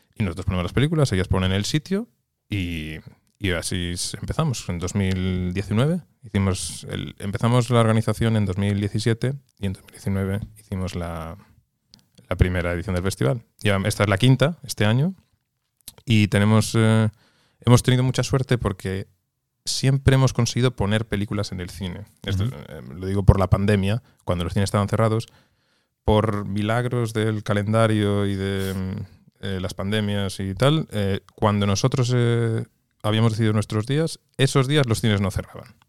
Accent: Santiago de Compostela, Galicia, Spain; moved away as an adult; also born or lived in Gijón / Lerma, Burgos; now in Oslo, Norway; Yo soy nacido en Gijón y criado en Santiago, Galicia, pero toda mi familia es de Lerma, provincia de Burgos.

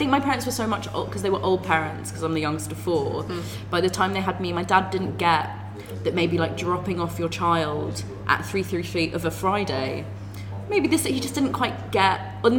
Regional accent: London, United Kingdom; I grew up in Finchley.

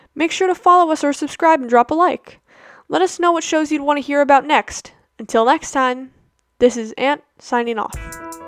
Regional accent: New Zealand; I'm from New Zealand, not Australia

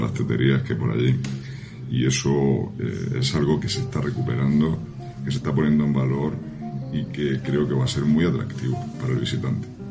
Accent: Vélez-Rubio, Andalusia, Spain; yo soy de Belerrubio, que es el pueblo eh, fronterizo de Almería, el límite de Almería, el límite más oriental

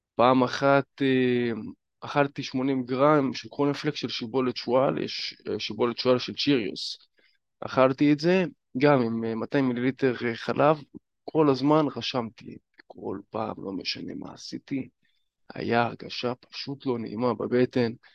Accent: Northern District, Israel; הייתי בפאב אצלנו בצפון

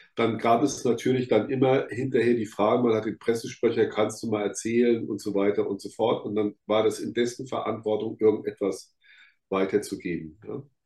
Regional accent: Rhineland-Palatinate, Germany; ich komme aus der Pfalz

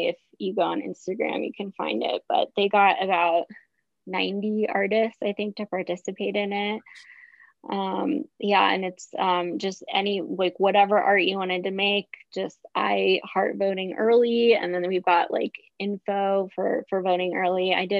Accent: Carlisle, Pennsylvania, United States; found some people that are from Pennsylvania and they're like, oh, I'm from this town, and I'm like, oh, I'm from Carlisle.

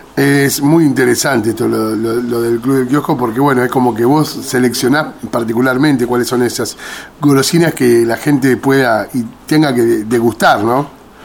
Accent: Argentina; nosotros los argentinos

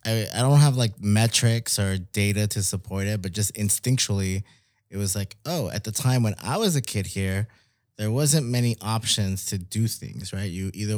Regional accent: Mexico City, Mexico; now in Laredo, United States; Because we came from Mexico City. So I was like, that's one of the biggest cities in the world.

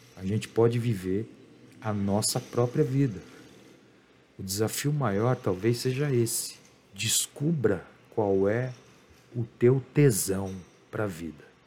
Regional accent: Brazil; eu sou brasileiro

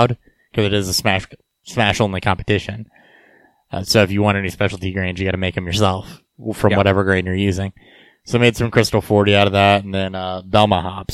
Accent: Petersburg, Illinois, United States; Petersburg, Illinois, my hometown

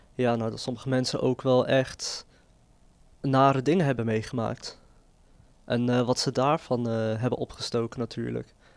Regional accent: Netherlands; ik zie mezelf gewoon als Nederlander met een eh, migratieachtergrond. En die achtergrond, die Marokkaanse achtergrond die ik heb

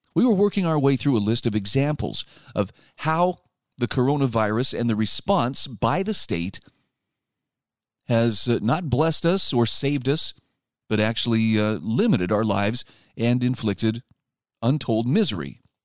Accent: Utah, United States; my home state of Utah

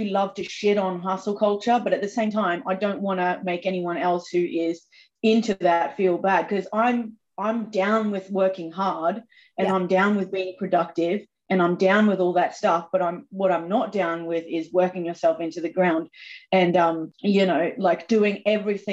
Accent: Australia; I'm from Australia, so I am quite sweary

